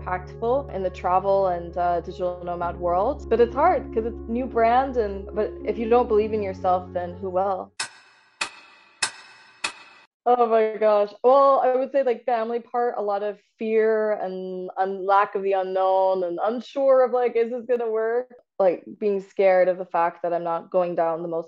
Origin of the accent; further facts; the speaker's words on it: San Antonio, Texas, United States; moved away; I grew up in San Antonio, Texas, but my parents did come over from India